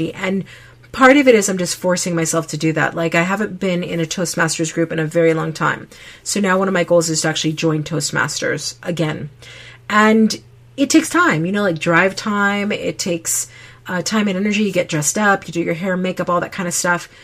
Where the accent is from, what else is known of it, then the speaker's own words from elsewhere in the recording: Connecticut, United States; now in Utah, United States; I grew up in Connecticut.